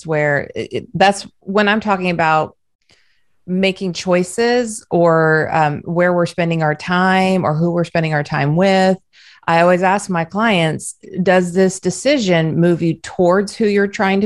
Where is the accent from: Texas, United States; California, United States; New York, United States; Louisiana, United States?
California, United States; Southern; also born or lived in the South (US); now in the South, United States; I live in the South, but I'm originally from Southern California